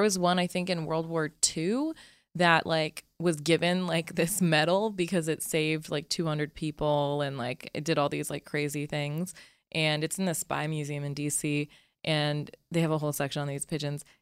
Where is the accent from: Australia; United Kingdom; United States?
United States; Utah; I grew up in Utah